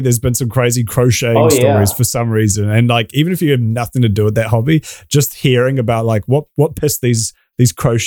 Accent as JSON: {"language": "English", "country": "New Zealand", "tie": "born or raised there", "accent": "New Zealand", "said": "My stupid New Zealand accent"}